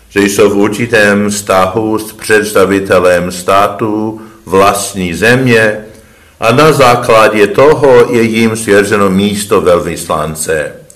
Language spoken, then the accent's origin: Czech; United States; moved away as an adult; also born or lived in Rome, Italy; ve Spojených státech, v mé rodné zemi